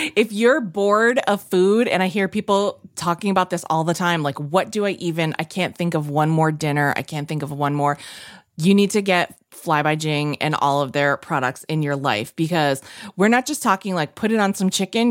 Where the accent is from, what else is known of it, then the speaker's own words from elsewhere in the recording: New England, United States; I'm from New England